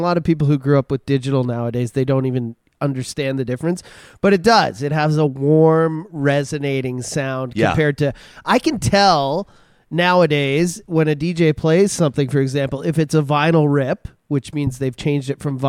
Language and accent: English; Alberta, Canada; I'm just from Alberta.